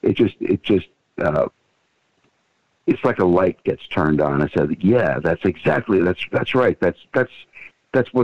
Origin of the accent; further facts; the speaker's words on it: Fort Lauderdale, Florida, United States; also born or lived in Miami Beach, Florida; I was born and raised here. I was born on Miami Beach, but I've lived all around the United States